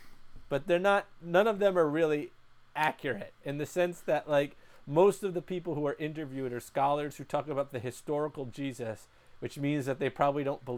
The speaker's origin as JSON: {"language": "English", "town": "New York City", "region": "New York", "country": "United States", "tie": "born or raised there", "said": "I was born in Queens."}